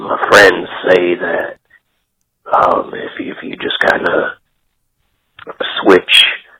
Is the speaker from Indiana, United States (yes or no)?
yes; Wheatfield, Indiana, United States; I'm actually from Wheatfield, Indiana